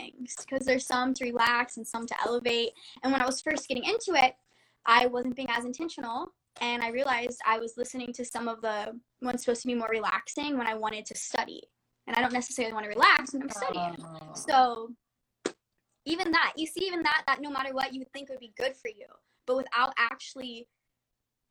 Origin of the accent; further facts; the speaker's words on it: Florida, United States; now in California, United States; I'm from Florida